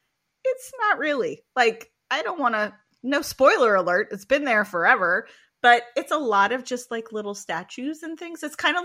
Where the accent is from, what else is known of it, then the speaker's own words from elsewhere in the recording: West Coast, United States; So I grew up on the West Coast.